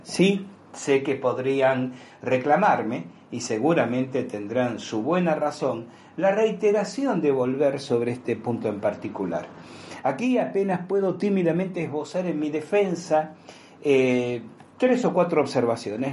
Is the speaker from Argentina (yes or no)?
yes; Argentina; como argentinos